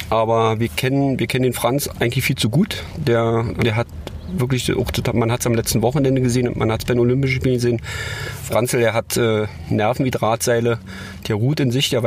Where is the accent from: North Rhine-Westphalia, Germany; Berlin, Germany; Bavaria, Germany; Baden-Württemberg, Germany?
Berlin, Germany; Also man ist als Berliner ja nicht per se, wird man ja nicht an der Bobbahn groß